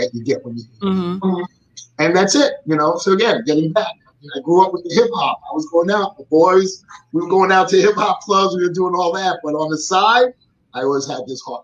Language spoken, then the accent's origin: English; New York City, New York, United States; I was born and raised in the Bronx, a.k.a. the Boogie Down Bronx.